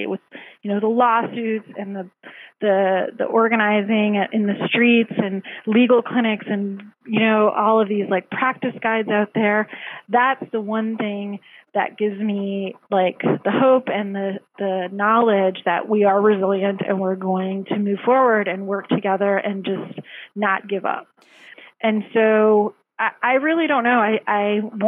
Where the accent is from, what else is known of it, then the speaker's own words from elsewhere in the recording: Canada; now in United States; I'm actually Canadian